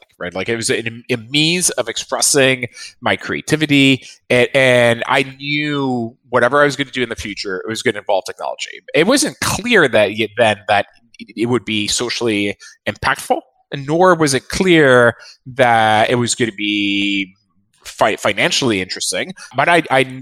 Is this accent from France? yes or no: yes; France; I was born in France